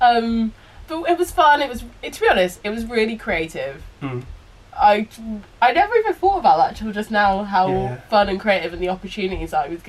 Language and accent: English; Oxford, South East England, United Kingdom; moved away as an adult; now in London, United Kingdom; But mostly in Oxford, and yeah, I was brought up there